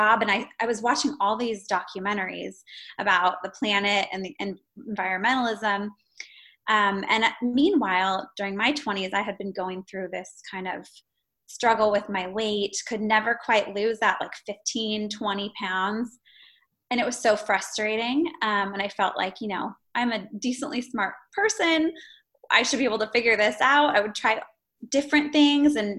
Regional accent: Eugene, Oregon, United States; moved away as an adult; also born or lived in San Francisco; I'm from Eugene, Oregon. I went to the University of Oregon

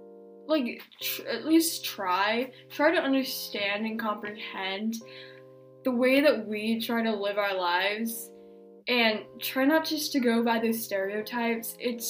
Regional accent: United States; This is my perspective since we are from America.

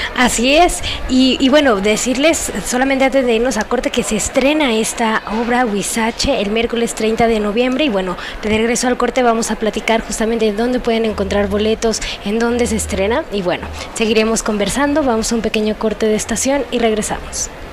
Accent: Mexico; como mujeres mexicanas

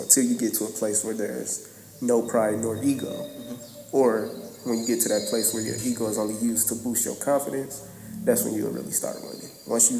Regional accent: Flint, Michigan, United States; growing up in Flint when I was younger

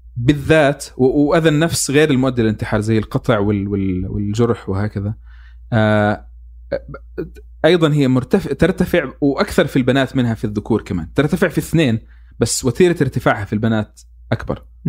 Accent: Palestine; كفلسطيني اكون واعي

